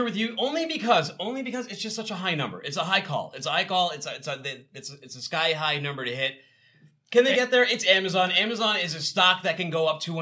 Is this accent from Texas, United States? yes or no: no; Boston, Massachusetts, United States; moved away; also born or lived in the South (Chattanooga area); I'm from Boston